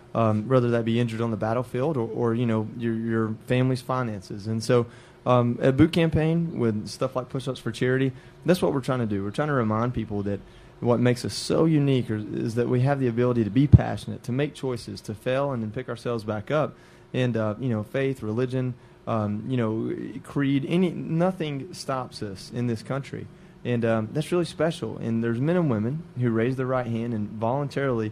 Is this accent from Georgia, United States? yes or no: yes; Georgia, United States; now in Austin, United States; I'm from Georgia